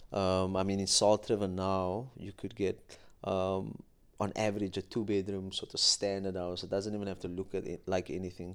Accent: Cape Town, Western Cape, South Africa; I grew up in Athlone

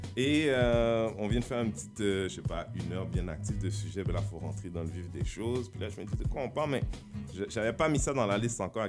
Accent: Haiti; accent: Creole; first language Haitian Creole; French is a second language; now in Quebec, Canada; les Haïtiens on parle comme on parle, c'est que notre langue maternelle

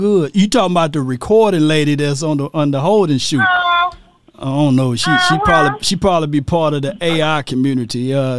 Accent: Mississippi, United States; I'm from Mississippi

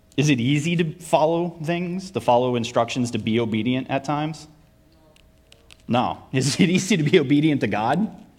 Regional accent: Vermont, United States; moved away; also born or lived in Connecticut / Kentucky / Virginia / North Carolina; I'm from Vermont

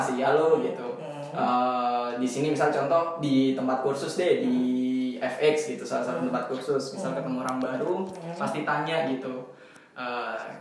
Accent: East Java, Indonesia; accent: medok; saya emang dari Jawa sama-sama uh, dari Jawa Timur gitu sama Mbak Aldwin

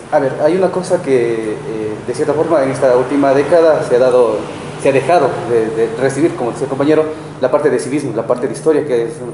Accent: Cuenca, Azuay, Ecuador; soy de Cuenca.

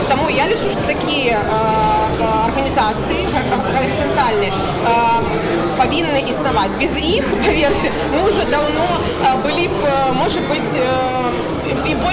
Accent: Belarus; Как бы белорусы – миролюбивая нация.

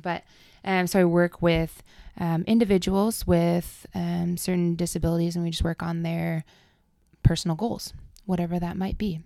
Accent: Adel, Iowa, United States; moved away as an adult; now in Quad Cities, United States; I am originally from Adel, Iowa

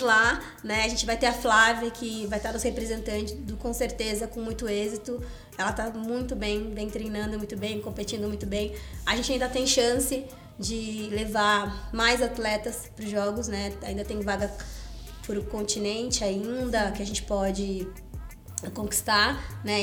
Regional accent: Porto Alegre, Rio Grande do Sul, Brazil; Eu sou gaúcha, fui descoberta lá em Porto Alegre por uma pessoa, uma professora que dava aula na minha escola

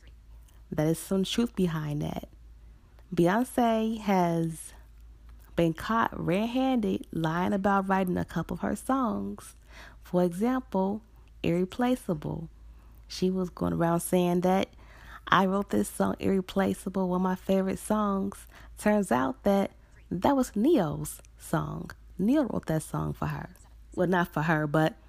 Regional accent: Chicago, Illinois, United States; here actually in my hometown, Chicago

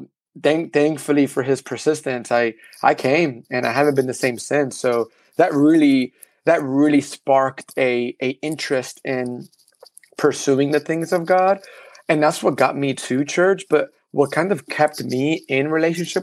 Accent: New York City, New York, United States; first language Spanish; English is a second language; moved away as an adult; now in Texas, United States; the way I grew up in the Heights.

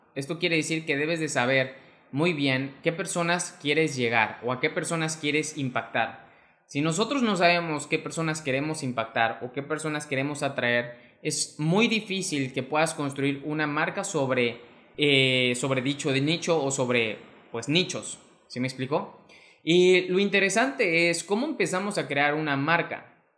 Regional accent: Mexico; mexicano, emprendedor y empresario

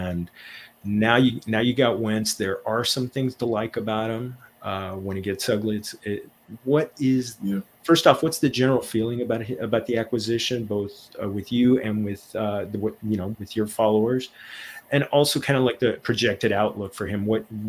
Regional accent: Los Angeles, California, United States; Well, my hometown Rams won last year, so I'm good for a long, long time when it comes to that.

